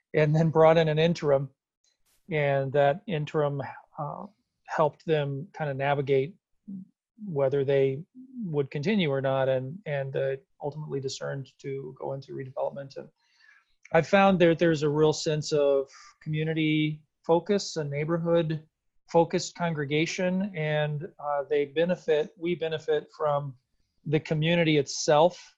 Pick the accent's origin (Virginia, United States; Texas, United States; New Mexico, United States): Texas, United States; San Antonio; now in Minnesota, United States; I'm from San Antonio, Texas originally.